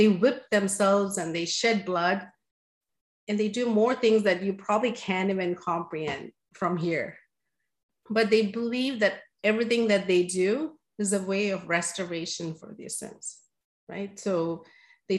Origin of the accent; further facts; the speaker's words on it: India; moved away; growing up in India